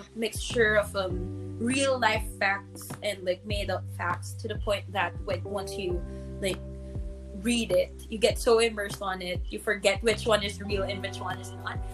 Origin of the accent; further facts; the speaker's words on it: Philippines; I'm Filipino I'm Filipina